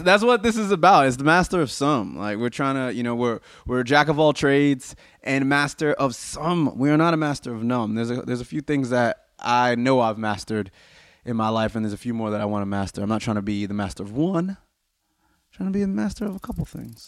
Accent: United States; I'm obviously American

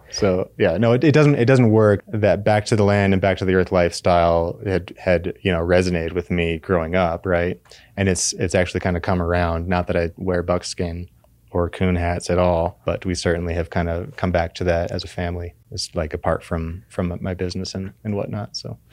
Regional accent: Fort Collins, Colorado, United States; I grew up in Fort Collins, Colorado, on the Front Range

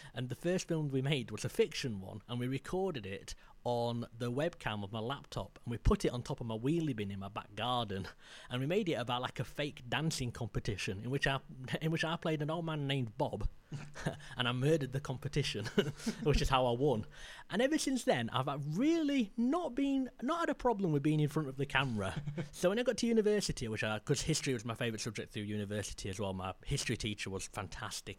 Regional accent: Maltby, Yorkshire and the Humber, United Kingdom; I come from Maltby, and Maltby was a, a former mining town now.

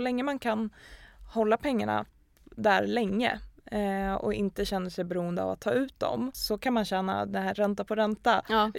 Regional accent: Gävle, Gävleborg County, Sweden; Vi kommer från Gävle båda två

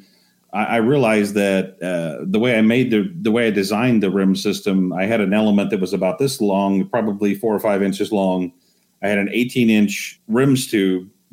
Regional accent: Texas, United States; I actually had a short stint as an electrician when I was growing up in Texas

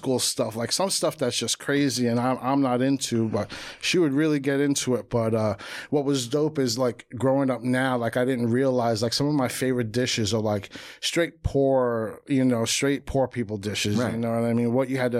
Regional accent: Jersey City, New Jersey, United States; Pops from the Bronx.

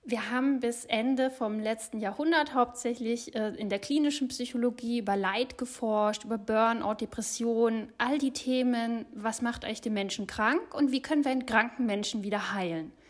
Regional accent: Munich, Bavaria, Germany; born there; Seit zwei Jahren kann ich dank Remote Work wieder in Oberbayern leben. Ich bin gebürtige Münchnerin

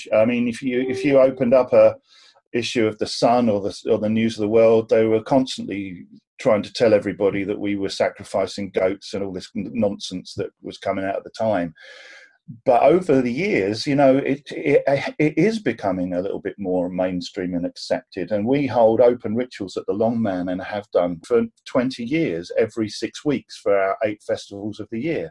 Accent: Cornwall, South West England, United Kingdom; I was born in Cornwall

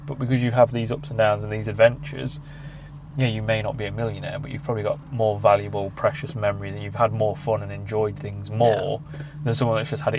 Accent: Ireland; I'm Irish.

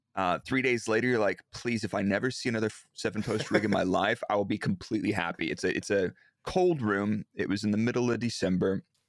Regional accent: Dallas, Texas, United States; born or raised there; moved away as an adult; now in Milton Keynes, United Kingdom

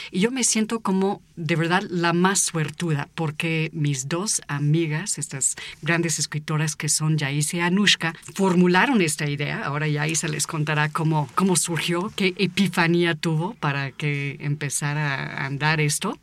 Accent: United States; now in Mexico; yo nací en Estados Unidos y fui niña en una parte del país donde justamente entrenan

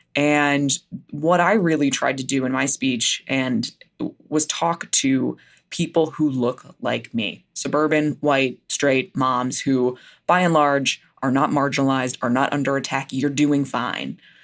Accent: New Jersey, United States; I grew up in New Jersey.

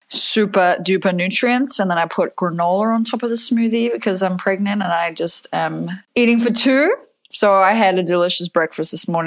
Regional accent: Fremantle, Western Australia, Australia; now in United States; but I grew up in Fremantle in Perth in Western Australia, even though my accent sounds now like uh, I have a little bit of American in it.

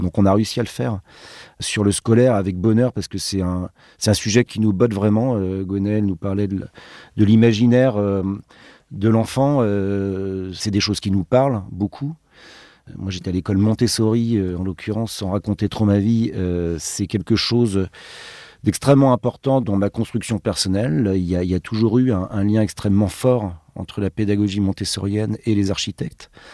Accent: Brittany, France; nous on vient de Bretagne

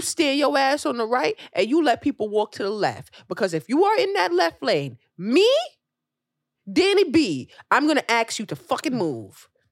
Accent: New York City, New York, United States; As a New Yorker

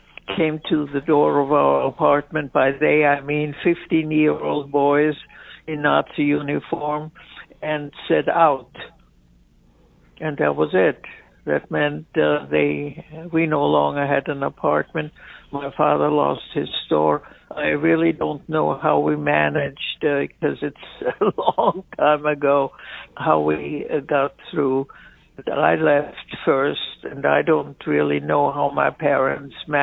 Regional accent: Vienna, Austria; moved away; I was born in Vienna, Austria

